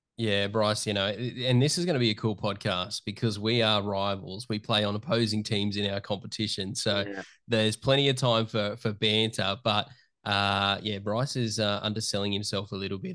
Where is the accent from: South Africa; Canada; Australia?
Australia; Newcastle, New South Wales; I'm a kid from Newcastle Hunter Valley area that just grew up